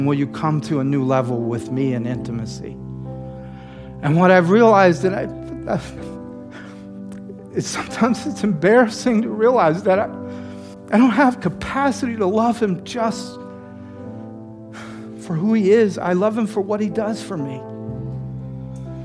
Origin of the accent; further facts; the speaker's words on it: the South, United States; moved away as an adult; now in New York, United States; Growing up in the South